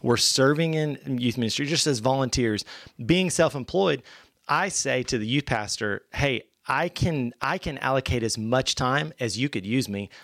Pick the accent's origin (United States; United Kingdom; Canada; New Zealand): United States; Bentonville, Arkansas; I'm born and raised Northwest Arkansas. So, Bentonville